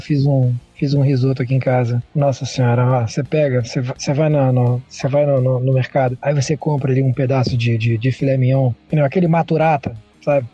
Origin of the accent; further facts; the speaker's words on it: Rio de Janeiro, Brazil; eu sou carioca